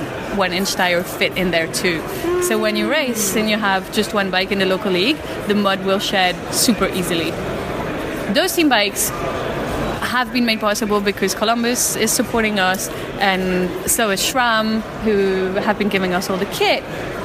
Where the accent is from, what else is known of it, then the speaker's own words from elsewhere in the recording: Belgium; I come from Belgium and I make Mercury bikes